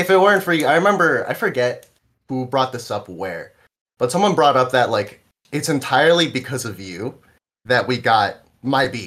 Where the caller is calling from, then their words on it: New Jersey, United States; I'm I'm calling in from New Jersey.